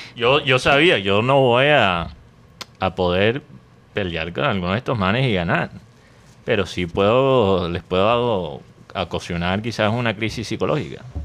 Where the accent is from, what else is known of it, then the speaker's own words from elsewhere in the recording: Medellín, Antioquia, Colombia; yo soy de Medellín